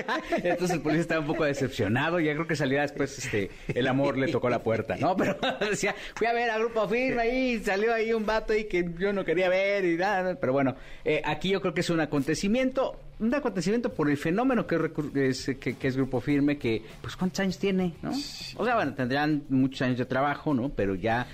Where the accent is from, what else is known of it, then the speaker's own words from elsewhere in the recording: Mexico; como mexicano